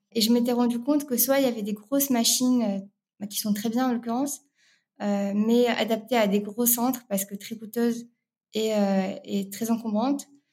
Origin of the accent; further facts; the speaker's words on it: Rabat, Rabat-Salé-Kénitra, Morocco; moved away as an adult; now in France; je suis née à Rabat, au Maroc, euh, où j'ai grandi jusqu'à mes classes préparatoires.